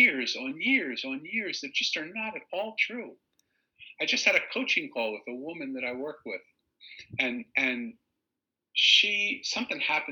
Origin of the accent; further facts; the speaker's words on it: Philadelphia, Pennsylvania, United States; accent: Eastern; because I was from Philly, and because I have this sort of Eastern accent, and I sort of have this New York way about me